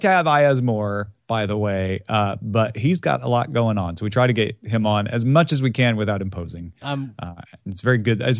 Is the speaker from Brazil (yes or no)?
no; Pakistan; you know, I'm from Pakistan. I moved